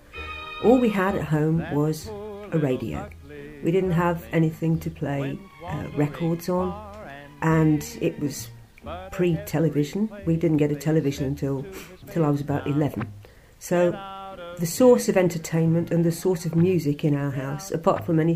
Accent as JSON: {"language": "English", "town": "Warwick", "region": "West Midlands", "country": "United Kingdom", "tie": "born or raised there", "said": "I was born in Warwick in the Midlands of England"}